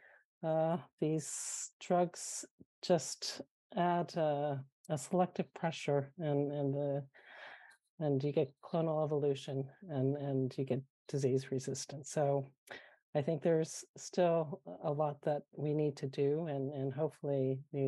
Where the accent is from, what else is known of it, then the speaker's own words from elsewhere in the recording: California, United States; moved away as an adult; now in Finland; I'm originally from California